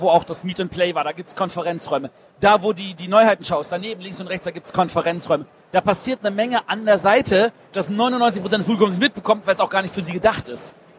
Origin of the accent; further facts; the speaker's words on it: Berlin, Germany; Ich bin Berliner.